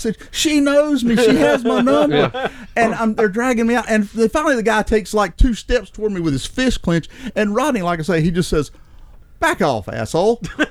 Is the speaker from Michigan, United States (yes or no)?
no; Lincolnton, North Carolina, United States; I'm from Lincolnton